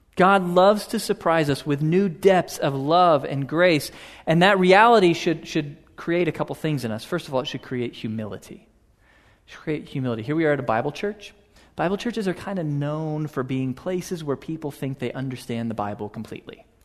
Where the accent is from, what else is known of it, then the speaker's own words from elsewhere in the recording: Houston, Texas, United States; a little boy growing up in Houston